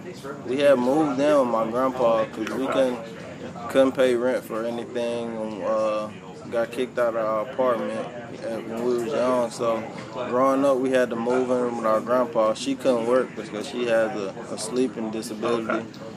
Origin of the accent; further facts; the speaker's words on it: D'Lo, Mississippi, United States; Yeah, D-Lo, right. Mississippi. Small city in Mississippi, about 300 people. Everybody knows everybody, everybody's family.